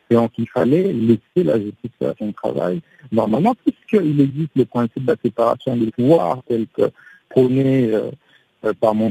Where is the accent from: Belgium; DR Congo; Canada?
DR Congo